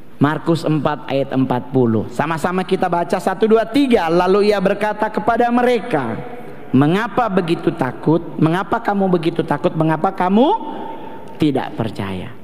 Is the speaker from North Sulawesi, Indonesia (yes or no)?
yes; Manado, Sangihe, Tamako district, North Sulawesi, Indonesia; Saya soalnya orang Manado, tapi dari suku Sanger. Otomatis sampai sekarang pun di daerah saya di Sanger, di Kecamatan Tamako